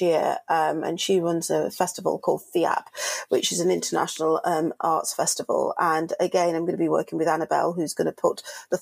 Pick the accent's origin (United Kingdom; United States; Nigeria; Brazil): United Kingdom; Manchester, North West England; I'm a Mancunian from Manchester